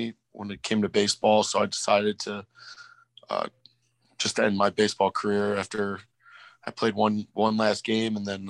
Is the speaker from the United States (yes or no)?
yes; Joliet, Illinois, United States; also born or lived in Elmhurst, Illinois; moved a couple of years after that to Joliet, Illinois, where I grew up and, still live today